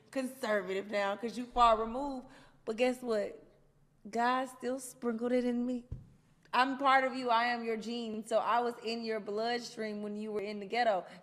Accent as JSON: {"language": "English", "town": "Atlanta", "region": "Georgia", "country": "United States", "said": "I'm from Atlanta."}